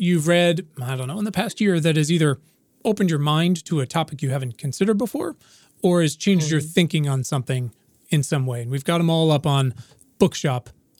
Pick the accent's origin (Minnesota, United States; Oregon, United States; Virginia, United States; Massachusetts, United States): Virginia, United States; Williamsburg; I'm a cis white man, but I, you know, growing up in Virginia, which I love, was complicated even where I am now, which is where I was raised in Williamsburg.